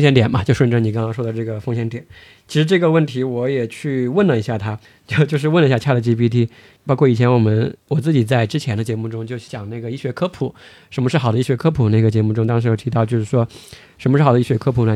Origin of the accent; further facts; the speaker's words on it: China; 我们中国人的这种习惯